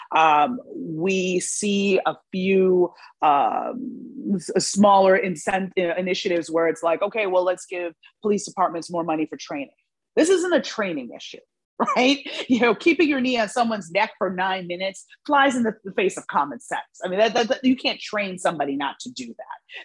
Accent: New York, United States; when I was growing up in New York

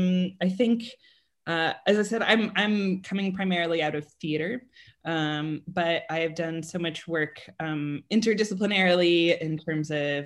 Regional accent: Colorado, United States; I grew up in Colorado, and if you were not a Denver Bronco, right, so American football fan of the Denver Broncos, nobody would talk to you.

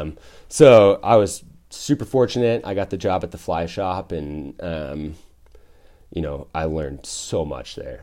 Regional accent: Hayden, Idaho, United States; moved away as an adult; also born or lived in Portland, Oregon / Boise, Idaho; now in Bend, United States; I was born in Portland. I grew up in, uh, North Idaho

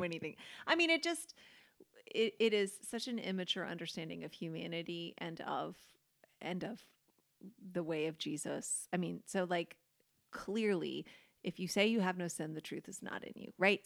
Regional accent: United States; us as American, white Americans

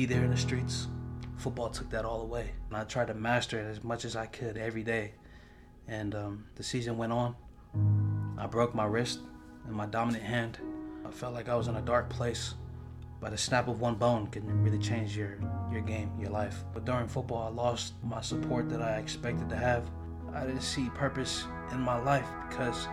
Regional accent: San Francisco, California, United States; I was born and raised in San Francisco

